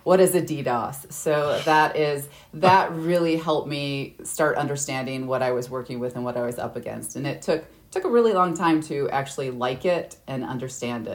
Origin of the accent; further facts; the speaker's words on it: Midwest, United States; I'm from the Midwest, so I'm used to the cold winters